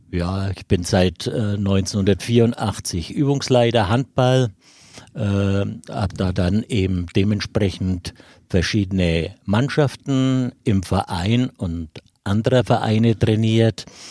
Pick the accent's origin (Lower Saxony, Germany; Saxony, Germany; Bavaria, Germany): Bavaria, Germany; Erlangen; ich bin noch am alten Sportplatz groß geworden in der Jahnstraße